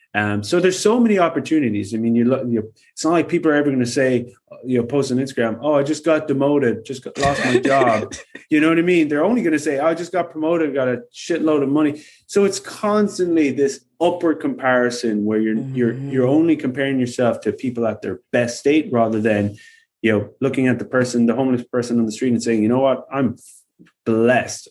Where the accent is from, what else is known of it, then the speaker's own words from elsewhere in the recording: Ireland; I am Irish